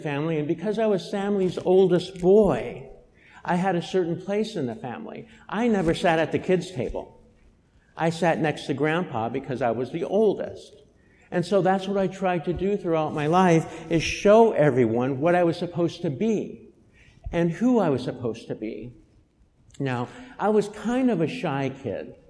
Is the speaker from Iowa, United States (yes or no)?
no; Boulder, Colorado, United States; I was born in Boulder, Colorado, in the year of our Lord, 1959